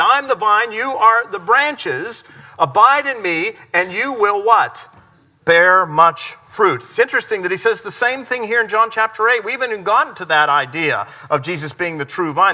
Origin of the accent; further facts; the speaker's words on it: United States; the freedoms that we enjoy as American people